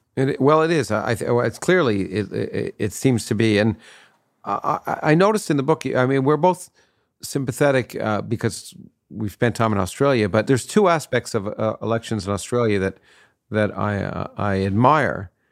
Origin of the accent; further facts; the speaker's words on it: Canada; now in United States; I grew up in Canada, so I grew up in a parliamentary system, and then, and then I, I moved to the United States